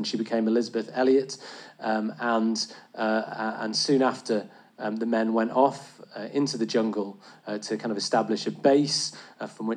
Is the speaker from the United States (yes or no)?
no; England, United Kingdom; as an Englishman